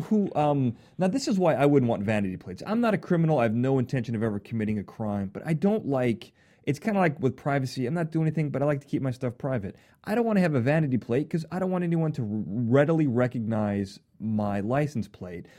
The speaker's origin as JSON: {"language": "English", "town": "Chicago", "region": "Illinois", "country": "United States", "also_born_or_lived": "Boston", "said": "I'm from Chicago"}